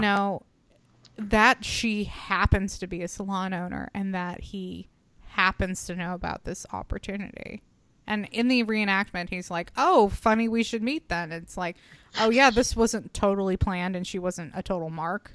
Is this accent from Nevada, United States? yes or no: yes; Reno, Nevada, United States; I was born in Reno.